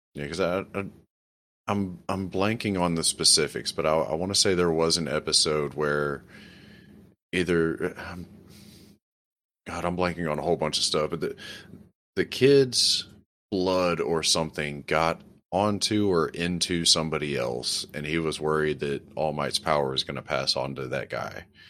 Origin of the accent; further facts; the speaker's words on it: New Orleans, Louisiana, United States; I grew up in South Louisiana, specifically around the city of New Orleans